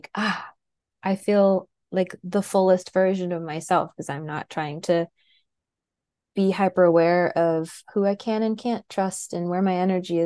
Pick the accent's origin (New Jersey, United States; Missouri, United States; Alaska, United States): Alaska, United States; Wasilla; moved away; also born or lived in Anchorage, Alaska / Boston / southeastern US; from South Central Alaska in Wasilla. I was born in Anchorage